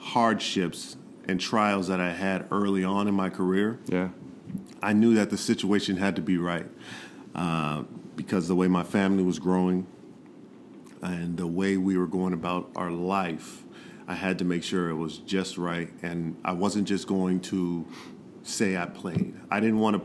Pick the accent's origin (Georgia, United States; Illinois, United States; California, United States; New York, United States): California, United States; Inglewood; born and raised in Inglewood, California, and I love the city that I grew up